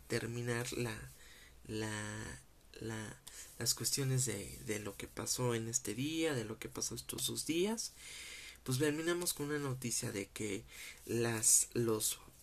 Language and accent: Spanish; Mexico; como mexicano